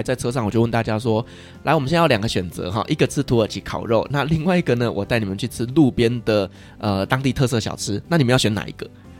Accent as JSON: {"language": "Chinese", "country": "Taiwan", "said": "因为我们台湾人觉得空床没有人住，会有精灵来跟我们睡觉。"}